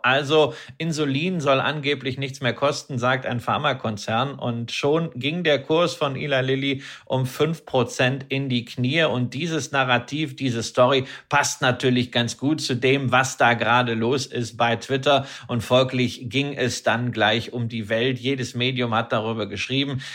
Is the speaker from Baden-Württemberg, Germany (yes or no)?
no; Datteln, North Rhine-Westphalia, Germany; ich bin ja groß geworden am Ostrand des Ruhrgebietes